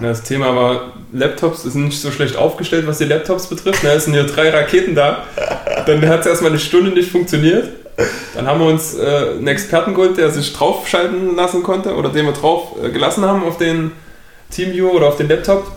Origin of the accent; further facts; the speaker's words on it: Saxony, Germany; Hier bei uns in Sachsen